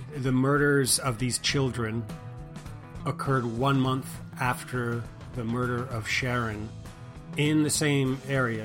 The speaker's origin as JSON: {"language": "English", "region": "Quebec", "country": "Canada", "tie": "born or raised there", "also_born_or_lived": "New York City, United States / Houston, Texas, United States", "moved": "yes", "lives_now": "United States"}